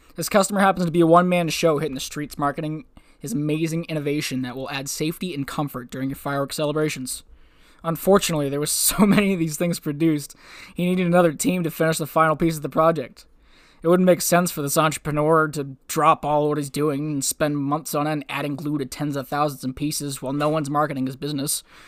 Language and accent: English; New Hampshire, United States; now in Maine, United States; my home state of New Hampshire, here in Maine